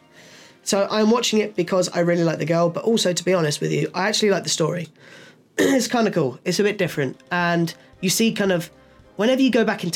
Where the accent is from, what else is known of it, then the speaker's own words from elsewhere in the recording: England, United Kingdom; being an Englishman